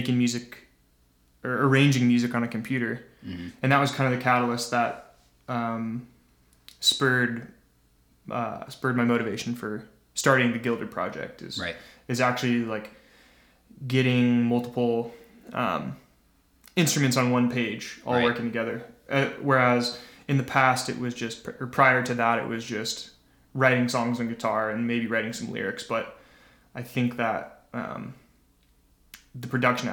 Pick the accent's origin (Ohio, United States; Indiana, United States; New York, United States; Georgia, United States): Indiana, United States; Zionsville; moved away as an adult; also born or lived in Bloomington, Indiana; now in Chicago, United States; Zionsville. Moved there when I was probably 6 years old